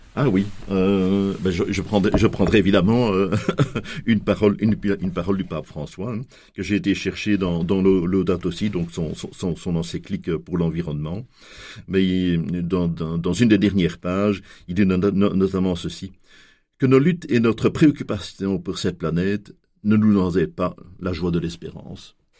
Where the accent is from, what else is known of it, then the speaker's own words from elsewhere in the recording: Belgium; chez nous en Belgique